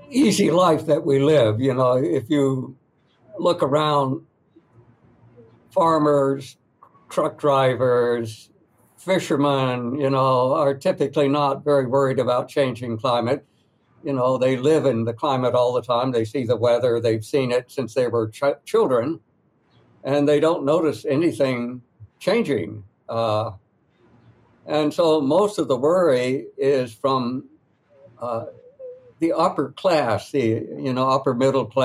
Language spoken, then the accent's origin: English; North Carolina, United States; I grew up in Western North Carolina. When I go back there, I, I meet ordinary people